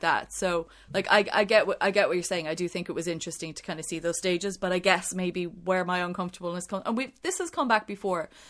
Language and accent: English; Ireland; growing up in Ireland